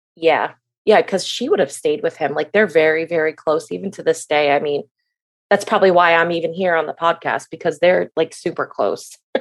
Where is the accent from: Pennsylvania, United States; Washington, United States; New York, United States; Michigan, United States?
Michigan, United States; moved away as an adult; now in Florida, United States; I am from Michigan, and I moved to Florida when I was eighteen